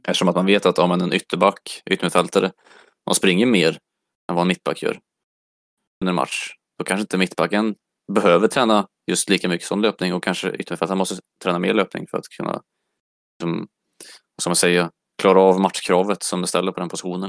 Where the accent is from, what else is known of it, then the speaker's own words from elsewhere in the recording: Mölltorp, Västra Götaland, Sweden; moved away; also born or lived in Örebro; jag kommer från eh, Mölltorp, en liten